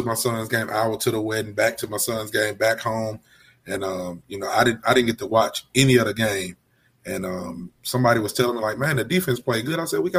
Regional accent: Alabama, United States; I'm from Alabama.

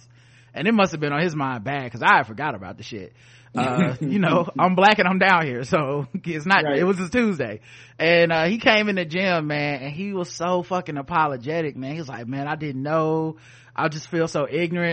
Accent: the South, United States; I'm from the South.

